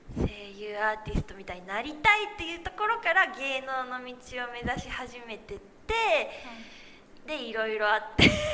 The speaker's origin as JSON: {"language": "Japanese", "region": "Osaka", "country": "Japan", "tie": "born or raised there", "said": "大阪出身だから"}